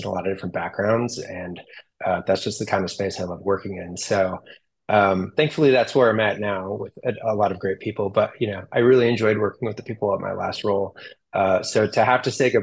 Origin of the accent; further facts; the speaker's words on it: Wisconsin, United States; moved away as an adult; also born or lived in Minnesota; now in Seattle, United States; I'm from Wisconsin, but lived in Minnesota for a number of years during grad school